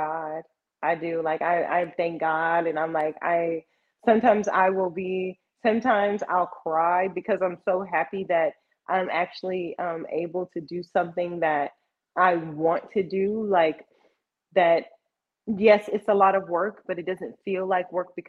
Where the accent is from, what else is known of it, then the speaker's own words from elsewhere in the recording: Texas, United States; I am Texan